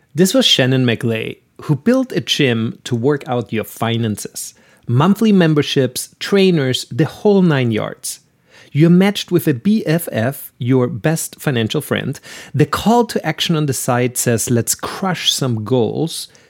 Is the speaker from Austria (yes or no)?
yes; Austria; now in United States; I'm originally from Austria